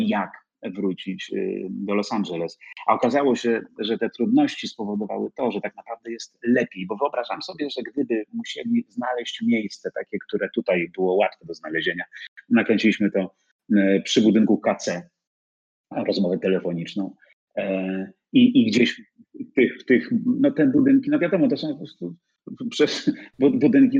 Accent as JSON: {"language": "Polish", "country": "Poland", "said": "jestem z Polski, że przyjechałem z Warszawy"}